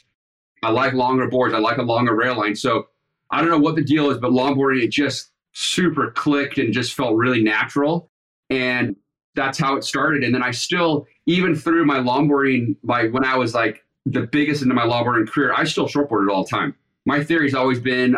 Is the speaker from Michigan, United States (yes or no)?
no; Capistrano Beach, California, United States; I grew up in Capistrano Beach, San Clemente, Capistrano Beach, and then you go into Dana Point